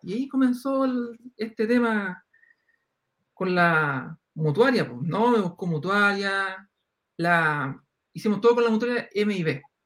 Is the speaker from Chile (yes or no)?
yes; Concepción, Biobío, Chile; yo soy de Concepción